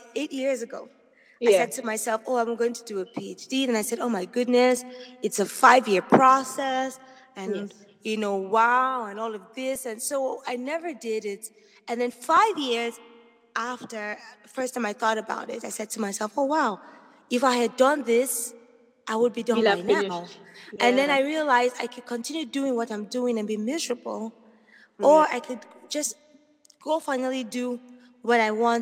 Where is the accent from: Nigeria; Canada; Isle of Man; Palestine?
Nigeria; moved away as an adult; now in United States